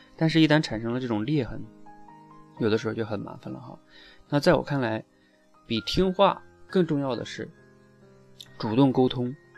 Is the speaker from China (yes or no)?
yes; China; 我们中国人